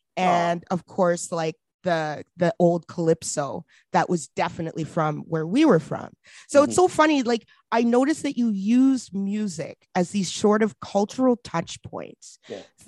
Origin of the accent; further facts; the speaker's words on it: Edmonton, Alberta, Canada; also born or lived in Kingston, Ontario; I grew up in Alberta. I grew up in Edmonton, right?